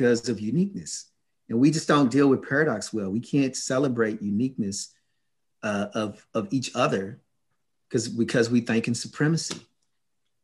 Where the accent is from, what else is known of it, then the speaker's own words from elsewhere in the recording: United States; I grew up in the States